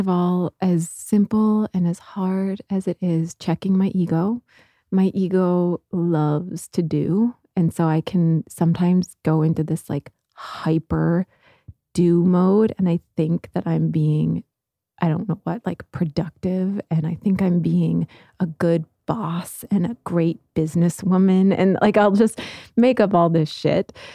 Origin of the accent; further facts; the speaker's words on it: Midwest, United States; growing up in the Midwest